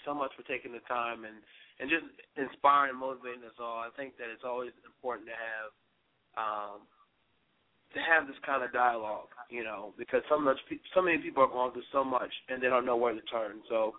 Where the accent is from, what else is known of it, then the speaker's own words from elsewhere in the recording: Richmond, Virginia, United States; I'm from Richmond.